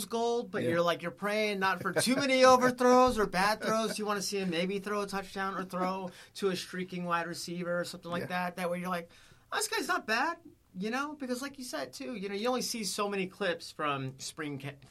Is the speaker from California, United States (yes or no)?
yes; Bay Area, California, United States; moved away; I'm from the Bay Area